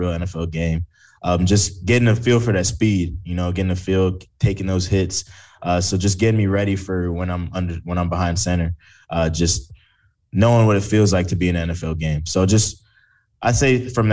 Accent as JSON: {"language": "English", "region": "Florida", "country": "United States", "said": "I'm from Florida"}